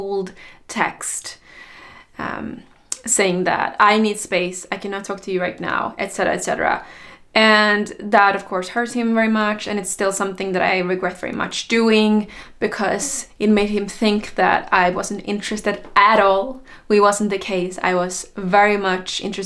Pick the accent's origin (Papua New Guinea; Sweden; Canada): Sweden; I went back to Sweden, my home country